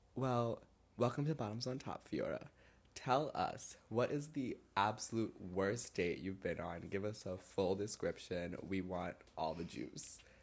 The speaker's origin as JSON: {"language": "English", "region": "New York", "country": "United States", "said": "We realize we're from like a similar like area in New York"}